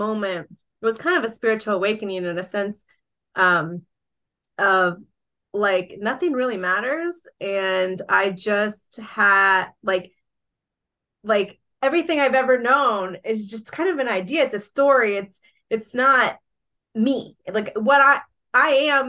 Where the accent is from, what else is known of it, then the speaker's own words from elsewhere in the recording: Georgia, United States; also born or lived in Colombia; my hometown here in Georgia